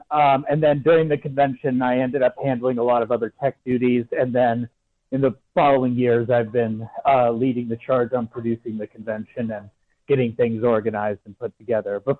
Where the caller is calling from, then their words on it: Denver, Colorado, United States; I'm calling from Colorado, Denver, Colorado.